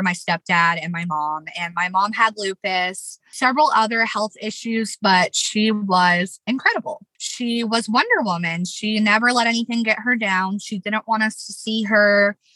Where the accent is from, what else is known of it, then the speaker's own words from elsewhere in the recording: Las Vegas, Nevada, United States; moved away as an adult; also born or lived in Chicago; I was born and raised in Las Vegas, Nevada